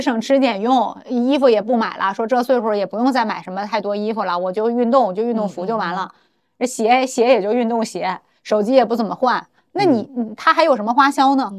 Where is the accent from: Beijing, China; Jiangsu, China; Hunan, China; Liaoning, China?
Liaoning, China; Benxi; moved away; 我们老家本溪都是山城